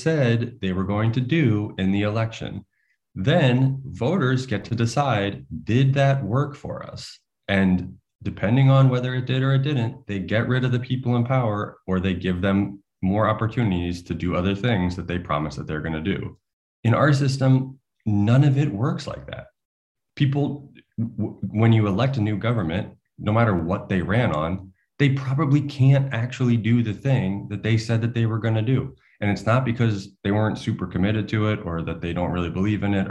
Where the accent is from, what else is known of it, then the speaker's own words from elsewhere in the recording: United States; As an American